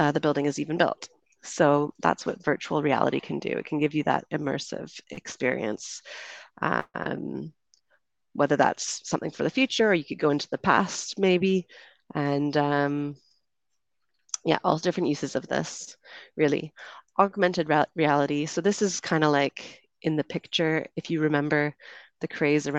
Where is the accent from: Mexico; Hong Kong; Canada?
Canada; moved away as an adult; also born or lived in United Kingdom; now in Colombia; I'm from Canada, so that will be the accent you hear